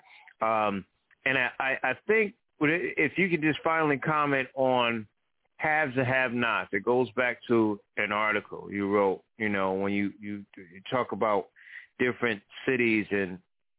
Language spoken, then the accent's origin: English; New Haven, Connecticut, United States; my hometown of New Haven